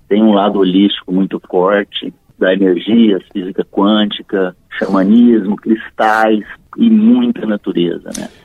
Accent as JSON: {"language": "Portuguese", "town": "Uberlândia", "region": "Minas Gerais", "country": "Brazil", "tie": "born or raised there", "also_born_or_lived": "Uberaba / São Paulo", "moved": "as an adult", "lives_now": "Ribeirão Preto, Brazil", "said": "eu sou mineiro de Uberaba, cresci em Uberlândia e sou paulista de coração, né?"}